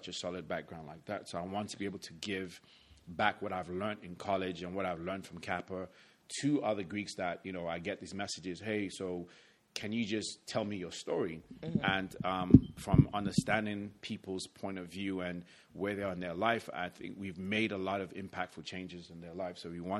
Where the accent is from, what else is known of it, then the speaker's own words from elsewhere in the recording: London, United Kingdom; born there; So to rewind it back a bit, I was born in London, England. My family is, I'm Nigerian by family, and I'm also American, so I'm a triple citizen